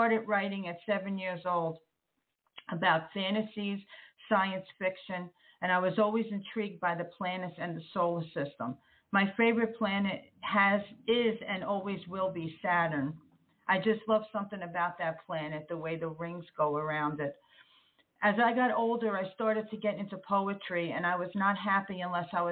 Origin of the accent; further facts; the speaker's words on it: New Jersey, United States; I was born in New Jersey to an Italian Catholic family.